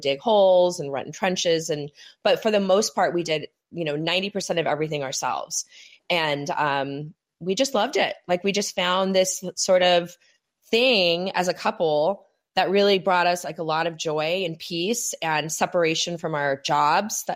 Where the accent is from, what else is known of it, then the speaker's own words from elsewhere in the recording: California, United States; moved away as an adult; also born or lived in New York City / New Jersey; I'm from California, but I lived on the East Coast for many years